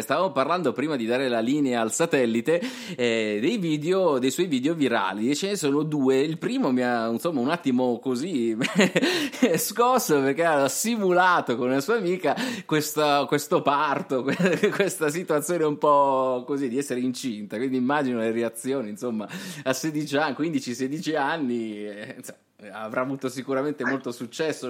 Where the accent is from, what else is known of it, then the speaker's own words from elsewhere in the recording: Apulia, Italy; accent: Apulian; a me si sente il pugliese, cioè ci sta, siamo, siamo insomma del sud